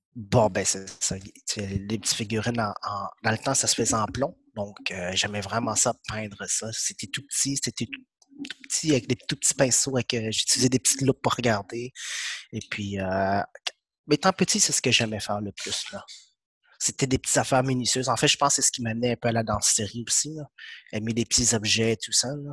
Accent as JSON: {"language": "French", "region": "Quebec", "country": "Canada", "tie": "born or raised there", "also_born_or_lived": "Vietnam", "second_language": "French", "said": "je suis arrivé ici, je parlais pas français du tout, donc j'ai commencé ma première année."}